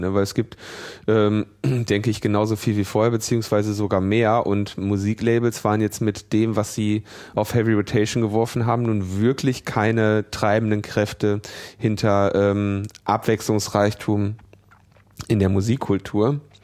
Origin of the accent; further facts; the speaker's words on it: Ruhr area, North Rhine-Westphalia, Germany; ich bin ja im Ruhrgebiet geboren